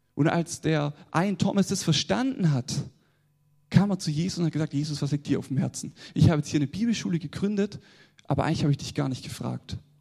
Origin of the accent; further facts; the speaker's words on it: the South, Southern Germany, Germany; accent: southern dialect; ich komme aus dem Süden, wie man es an meinem Dialekt schon hört